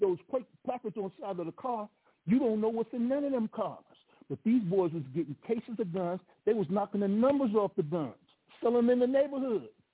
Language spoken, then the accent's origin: English; Chicago, Illinois, United States; Now I'm from Chicago